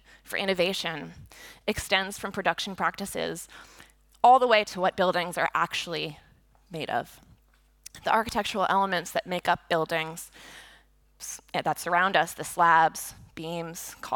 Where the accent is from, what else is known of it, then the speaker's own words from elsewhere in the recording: Boston, Massachusetts, United States; I grew up in the Boston area, and for the vast majority of my childhood, Big Dig was happening